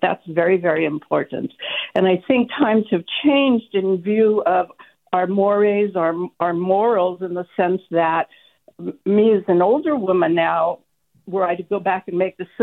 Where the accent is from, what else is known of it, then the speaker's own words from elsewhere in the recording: San Francisco, California, United States; now in Sonoma, United States; the time that I grew up in San Francisco in the 60s